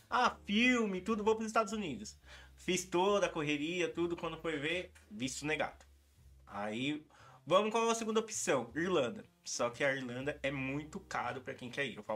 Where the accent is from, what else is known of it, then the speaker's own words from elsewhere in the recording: São Bernardo do Campo, São Paulo, Brazil; Nasci, nasci, fui criado em São Bernardo do Campo, morei 22 anos lá.